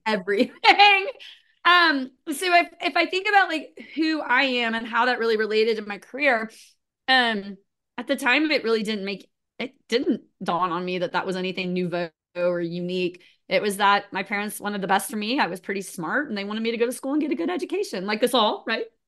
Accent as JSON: {"language": "English", "country": "United States", "tie": "born or raised there", "also_born_or_lived": "Florida / Missouri", "said": "I grew up in Florida and Missouri, so kind of a combination between the two"}